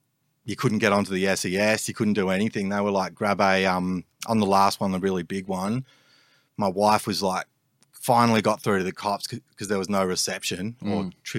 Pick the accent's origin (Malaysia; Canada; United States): Malaysia; also born or lived in England / Sandringham, Australia; now in Australia; I sort of grew up in like England and Malaysia. I was born in Malaysia. We travelled around a bit, but my family eventually settled in Sandringham.